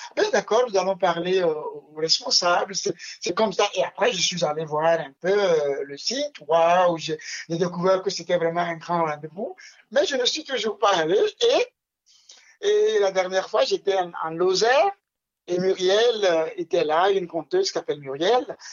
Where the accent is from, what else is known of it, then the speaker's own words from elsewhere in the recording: Lomé, Maritime, Togo; je suis né à Lomé, déjà, à la capitale du Togo, et dans un quartier très populaire, très multicoloré. Et je suis né dans une cour que aujourd'hui j'appelle une cour de compte